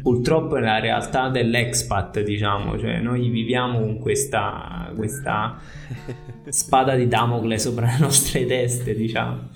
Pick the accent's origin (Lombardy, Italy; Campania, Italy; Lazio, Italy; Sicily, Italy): Campania, Italy; Piano di Sorrento; moved away as an adult; also born or lived in Netherlands / Scotland / Australia / Brazil; io sono di qua, sono nato, sono nato, e cresciuto qua, a Piano di Sorrento